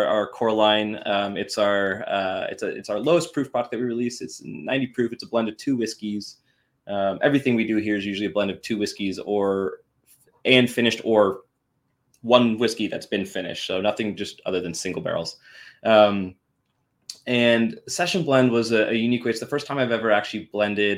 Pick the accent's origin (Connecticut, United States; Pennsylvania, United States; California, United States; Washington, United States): Washington, United States; I'm from Washington after all